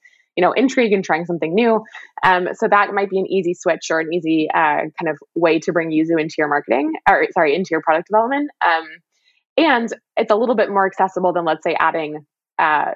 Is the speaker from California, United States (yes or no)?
yes; California, United States; I grew up in California with a Meyer lemon tree.